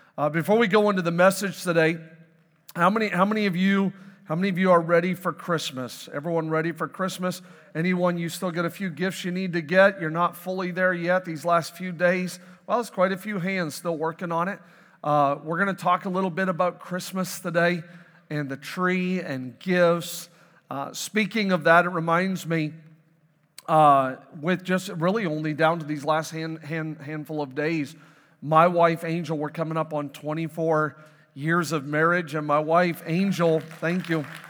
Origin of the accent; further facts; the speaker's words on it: Canada; moved away; I am born and raised in Canada